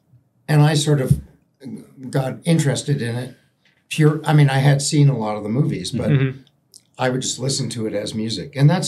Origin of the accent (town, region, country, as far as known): Toronto, Ontario, Canada; born or raised there; moved away; also born or lived in England